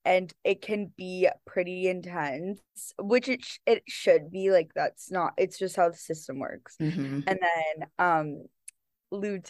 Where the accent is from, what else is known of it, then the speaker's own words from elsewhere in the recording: Phoenix, Arizona, United States; moved away as an adult; also born or lived in Victoria, British Columbia, Canada / St Andrews, Scotland; now in London, United Kingdom; I was born in Canada, Victoria, British Columbia, which is in Vancouver area. And then when I was 4, I moved to Phoenix, Arizona, where I lived until I graduated high school.